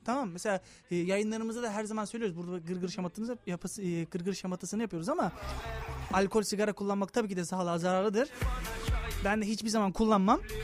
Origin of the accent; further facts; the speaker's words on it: Thrace, Turkey; Ben Trakyalıyım